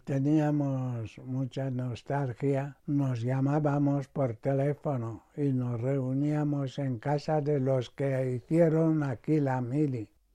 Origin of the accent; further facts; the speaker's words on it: Equatorial Guinea; moved away as an adult; now in Spain; Nací en Guinea en 1939